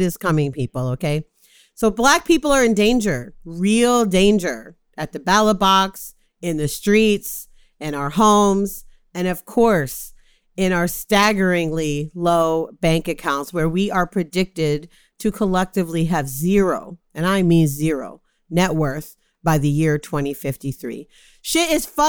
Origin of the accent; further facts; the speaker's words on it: Jamaica; I'm a Jamaican.